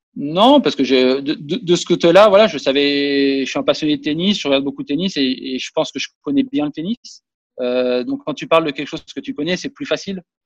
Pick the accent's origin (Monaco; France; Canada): Monaco; Et là, je joue chez moi à Monaco.